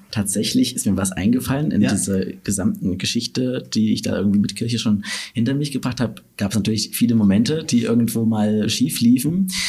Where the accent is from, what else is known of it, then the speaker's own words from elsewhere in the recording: Gera, Thuringia, Germany; moved away as an adult; now in Dresden, Germany; in meiner Heimatstadt Gera